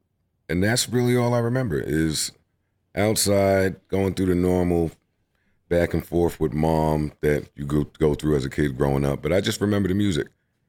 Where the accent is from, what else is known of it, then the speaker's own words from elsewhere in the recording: Queens, New York, United States; also born or lived in Harlem; Moved to Queens, St. Albans.